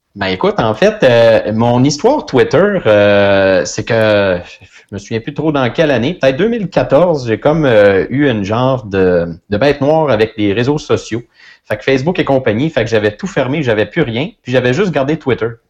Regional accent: Saint-Gabriel-de-Brandon, Quebec, Canada; je viens de Saint-Gabriel-de-Brandon, une ferme laitière euh, que mes parents avaient

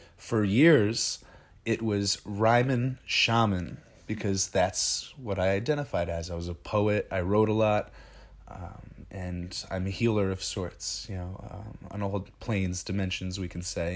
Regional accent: Ringwood, New Jersey, United States; we come from Ringwood

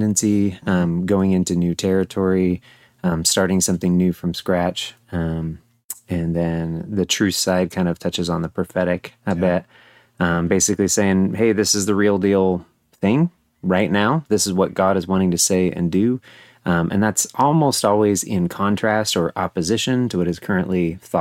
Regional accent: United States; I was born and raised in the United States

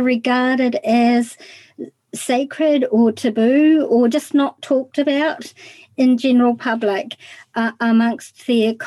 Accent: New Zealand; I'm from New Zealand

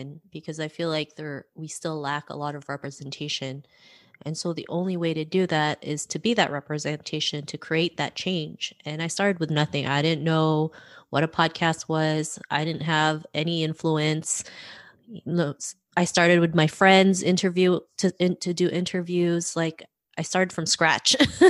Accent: Toronto, Ontario, Canada; also born or lived in Philippines; I grew up in Toronto, Canada

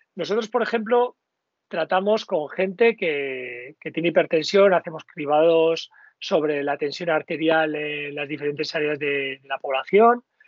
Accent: Basque Country, Spain; como buen vasco

